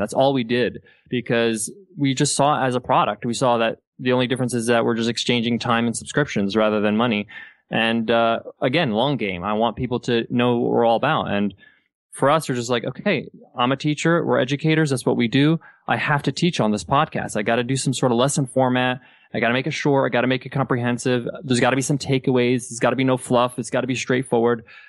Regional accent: United States; moved away as an adult; also born or lived in Dubai; I was born and raised in the States, but my parents are Egyptian.

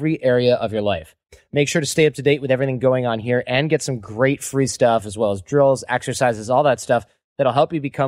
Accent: United States; I'm also American.

